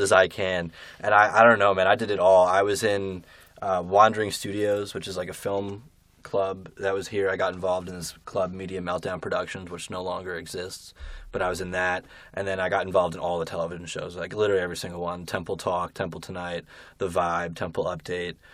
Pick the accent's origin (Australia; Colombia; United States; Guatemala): United States; Berkeley Heights, New Jersey; I'm from Berkeley Heights, New Jersey